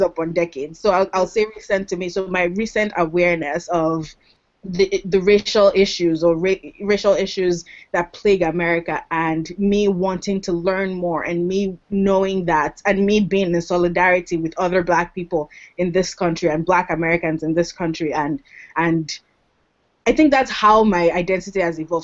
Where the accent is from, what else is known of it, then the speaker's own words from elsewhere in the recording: Lagos, Nigeria; moved away as an adult; now in United States; I'm from Lagos because I grew up in Lagos.